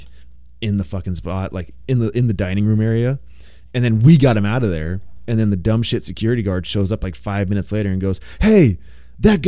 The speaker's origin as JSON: {"language": "English", "town": "San Diego", "region": "California", "country": "United States", "tie": "born or raised there", "said": "I grew up in San Diego"}